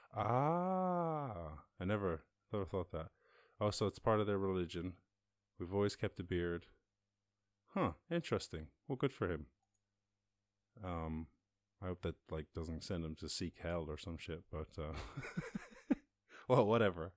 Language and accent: English; Schull, Munster, Ireland; I'm from Skull, sir, down in West Cork